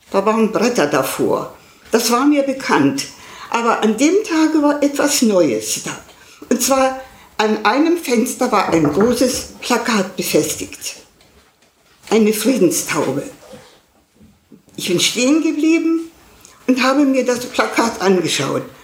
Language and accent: German; Silesian Voivodeship, Poland; born there; moved away; denn ich bin in Schlesien geboren und wir sind 45, also aus Schlesien weggetrieben worden.